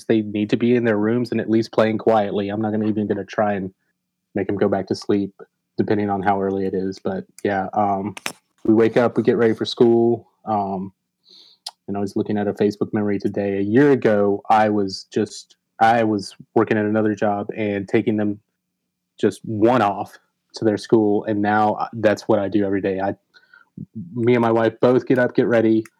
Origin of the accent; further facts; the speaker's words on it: Atlanta, Georgia, United States; now in Macon, United States; Born and raised in Georgia, grew up in Atlanta